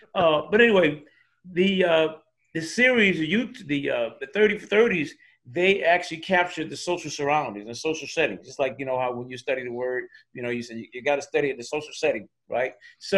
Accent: Miami, Florida, United States; moved away; also born or lived in Minneapolis; I'm from Miami, man.

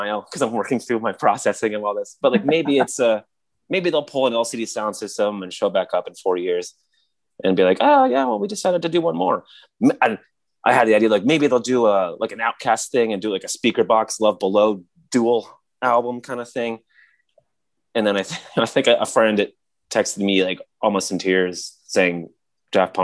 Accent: Michigan, United States; he was my next door neighbor growing up in Michigan

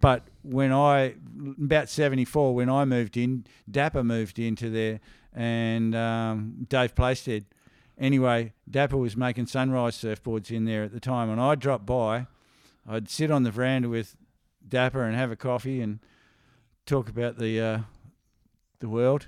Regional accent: Perth, Western Australia, Australia; also born or lived in Coffs Harbour, New South Wales; I grew up in Perth

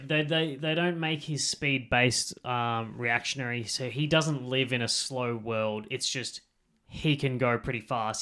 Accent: Australia; accent: Australian; with our accent

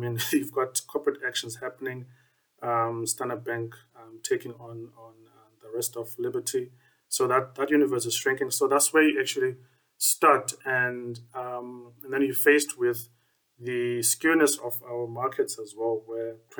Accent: Grahamstown, Eastern Cape, South Africa; moved away as an adult; now in Cape Town, South Africa; I'm also from the Eastern Cape in Grahamstown. So that's quite close to Port Elizabeth as well.

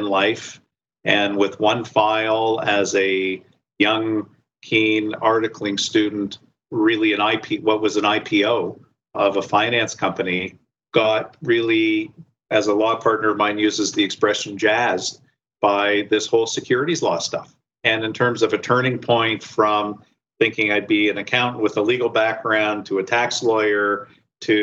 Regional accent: Windsor, Ontario, Canada; moved away as an adult; now in Toronto, Canada; So I grew up in Windsor and stayed, unlike many people, when I finished high school, I stayed in Windsor

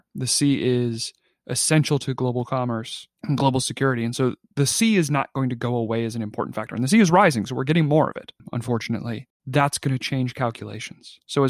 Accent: Australia; And clearly, you know, being an Aussie, like that's baked into your national identity, is that experience.

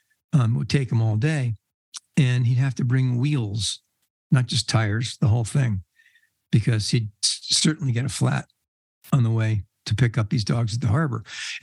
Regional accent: Red Bank, New Jersey, United States; when I was a kid, I grew up in Red Bank, New Jersey

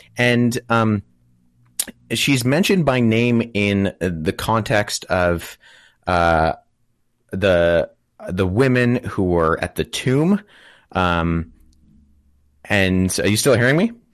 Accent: Canada; I'm a Canadian. Uh, I live in Toronto, Canada.

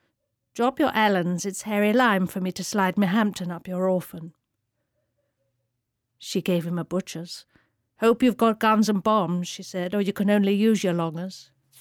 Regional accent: India; it was a wonderful time, actually, growing up in India. I was absolutely free in those days, you know. Really, you could just... Well, it was so safe in India.

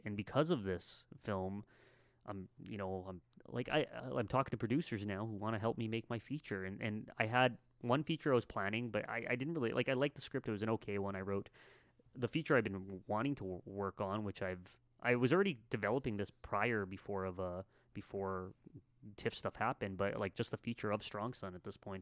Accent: Canada

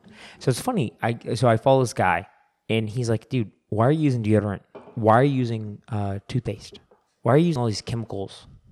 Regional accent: San Diego, California, United States; Oh, we're from California, San Diego, and we have actually unlimited supply called the Pacific Ocean.

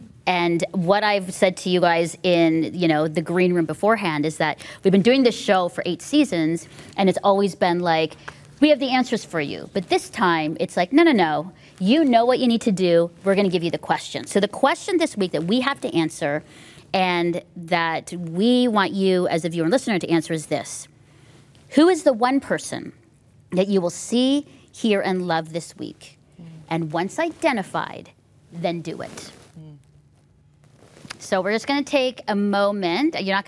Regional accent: Philippines; as I was growing up in the Philippines and Asia, there just was a space for me to be childlike and grow into that.

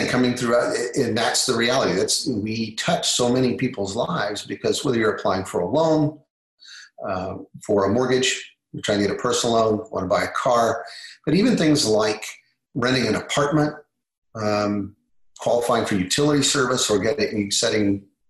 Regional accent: Kansas, United States; now in Texas, United States; I'm from Kansas originally, Texas now, but from Kansas originally, love my home state

